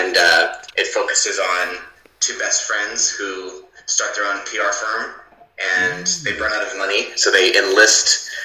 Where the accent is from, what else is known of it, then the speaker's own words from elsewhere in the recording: Southern California, United States; moved away as an adult; also born or lived in New York / Chicago; now in Los Angeles, United States; I grew up in Southern California, which is about, LA is in Southern California, but I grew up maybe an hour drive from Los Angeles